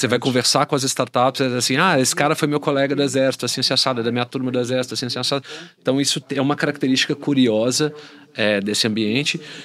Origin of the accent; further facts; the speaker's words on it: Belo Horizonte, Minas Gerais, Brazil; eu sou de BH